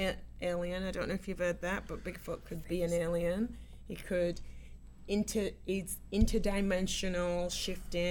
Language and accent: English; Yorkshire and the Humber, United Kingdom; my hometown, Yorkshire